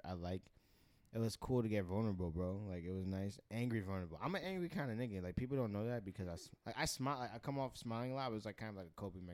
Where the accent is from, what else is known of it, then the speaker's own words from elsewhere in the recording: New York City, New York, United States; also born or lived in East Village, Manhattan; I'm from Bayside, Queens, man. I grew up partially downtown as well in the East Village